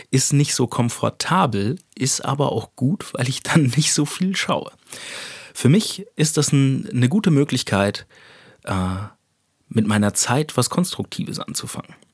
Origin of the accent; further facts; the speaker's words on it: Hesse, Germany; Speicher sagt man da, wo ich herkomme, aus einem kleinen Dorf in Hessen.